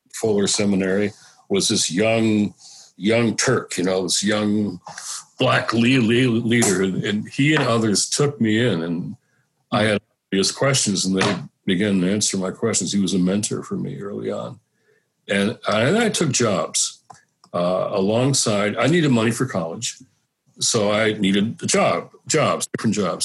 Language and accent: English; Detroit, Michigan, United States; I was a kid growing up in Detroit